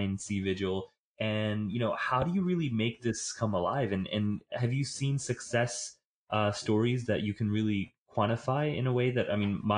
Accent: Haryana, India; moved away; I was in India in September and October in Haryana, which is my home state

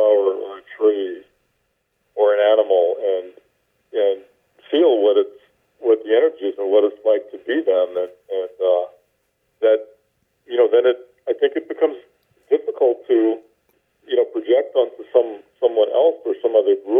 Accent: the American South, United States; I grew up in the American South

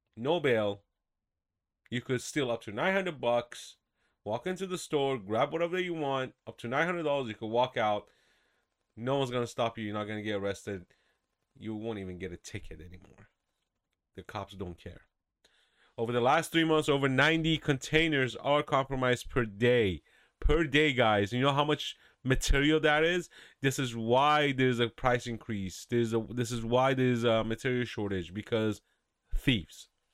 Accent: California, United States; moved away; I'm from California. I lived there for about fifteen years, and, uh, thank God I left in two thousand eight.

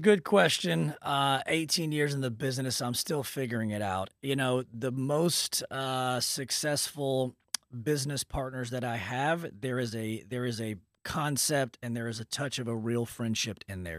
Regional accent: Dallas, Texas, United States; also born or lived in Lubbock, Texas; I'm from Dallas

